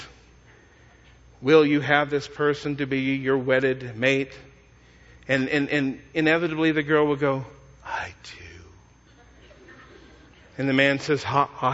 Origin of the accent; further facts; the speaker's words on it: Texas, United States; I come from Texas.